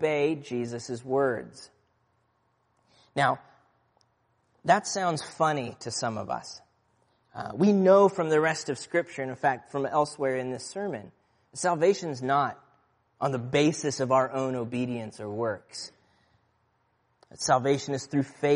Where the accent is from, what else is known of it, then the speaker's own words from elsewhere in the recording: Aurora, Midwest, United States; moved away; Where I grew up in the Midwest, tornado warnings were a relatively common occurrence. In my hometown of Aurora